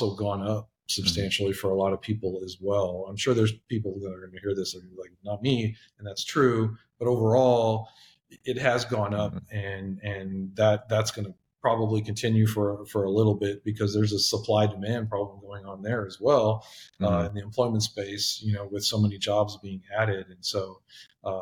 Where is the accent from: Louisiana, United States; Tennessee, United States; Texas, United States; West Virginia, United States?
Texas, United States; I'm born and raised in Texas